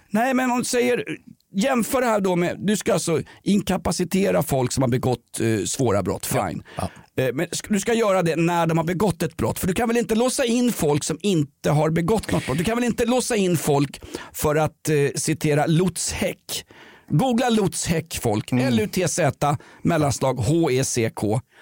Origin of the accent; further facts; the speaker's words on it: Sweden; jag är uppväxt i Sverige på 1970-talet